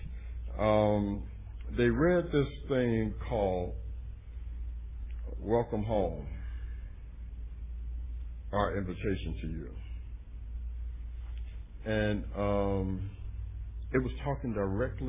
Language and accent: English; Cleveland, Ohio, United States; my hometown